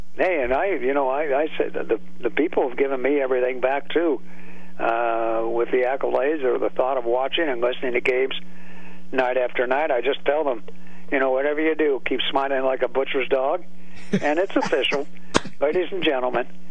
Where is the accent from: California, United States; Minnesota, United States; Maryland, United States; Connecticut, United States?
California, United States; moved away as an adult; now in Pittsburgh, United States; I grew up in California